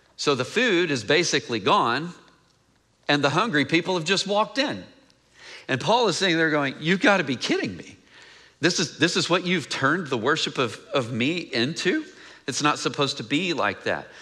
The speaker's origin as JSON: {"language": "English", "town": "Mineola", "region": "Texas", "country": "United States", "moved": "yes", "said": "I'm from Mineola, Texas"}